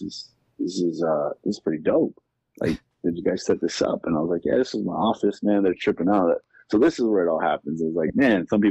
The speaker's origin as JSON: {"language": "English", "town": "Los Angeles", "region": "California", "country": "United States", "tie": "born or raised there", "also_born_or_lived": "Inland Empire, California", "said": "I'm from California. I grew up in Southeast LA."}